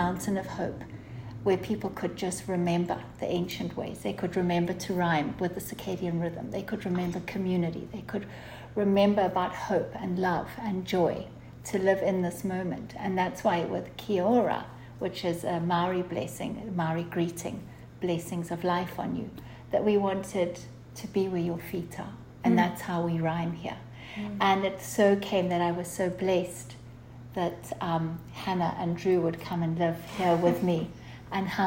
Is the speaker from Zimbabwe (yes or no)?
yes; Zimbabwe; moved away as an adult; also born or lived in United States; now in Costa Rica; we grew up in Zimbabwe, and in 2007, I left there with my two children because of political unrest and things like that, moved to the States